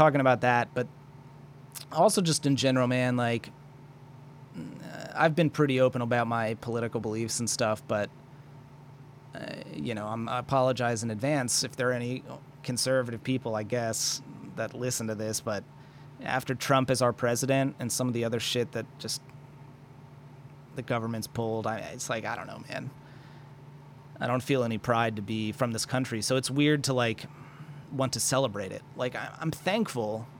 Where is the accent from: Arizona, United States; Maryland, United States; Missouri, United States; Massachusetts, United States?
Maryland, United States; I do have a lot of pride for being from Maryland. I think Maryland's been an exceptional place to grow up and live